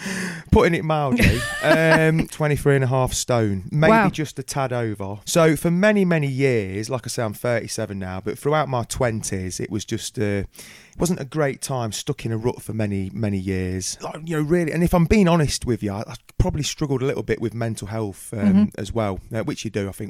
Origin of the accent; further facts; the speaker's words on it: Coalville, Leicestershire, East Midlands, United Kingdom; I hail from Colvard in Leicestershire